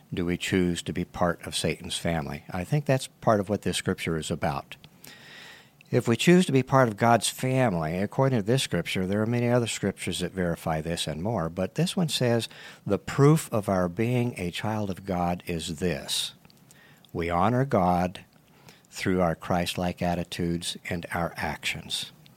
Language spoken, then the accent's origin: English; Tucson, Arizona, United States; also born or lived in California; So we moved to Tucson back with my grandparents